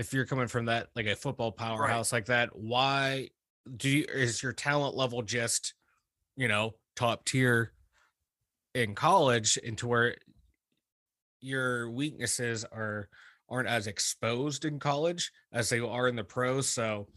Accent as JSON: {"language": "English", "town": "McKeesport", "region": "Pennsylvania", "country": "United States", "tie": "born or raised there", "moved": "yes", "lives_now": "Ohio, United States", "said": "I was born in McKeesport. My PA credentials are solid"}